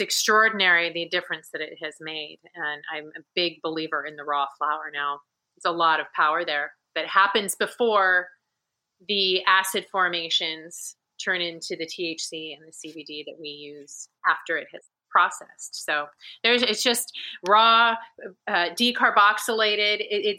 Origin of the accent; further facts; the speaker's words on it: Northern California, United States; I grew up in Northern California